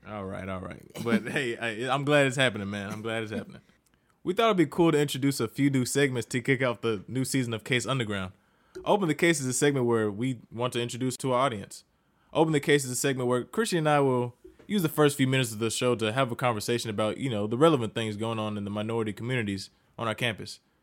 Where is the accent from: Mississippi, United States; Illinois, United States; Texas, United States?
Mississippi, United States; Jackson; moved away as an adult; now in Columbia, United States; I'm from Jackson, Mississippi, or, as I call it, the Sip